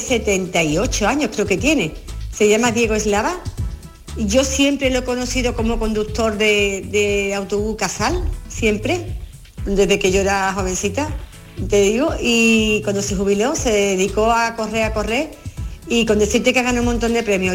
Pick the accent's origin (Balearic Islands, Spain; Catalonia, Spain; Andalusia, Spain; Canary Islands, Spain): Andalusia, Spain; Carmona; de aquí de Carmona, del pueblo de Carmona, de mi pueblo